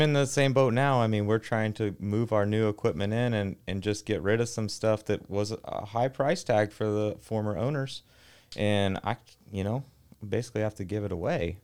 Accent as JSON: {"language": "English", "town": "Arlington", "region": "Texas", "country": "United States", "tie": "born or raised there", "said": "I grew up in Arlington, Texas, uh, home of Metroflex Gym"}